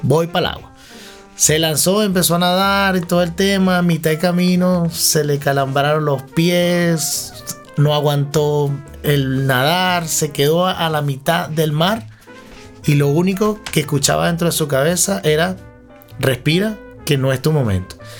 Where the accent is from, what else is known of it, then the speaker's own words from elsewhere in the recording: Venezuela; moved away; Nosotros como venezolanos podemos extrañar nuestro nido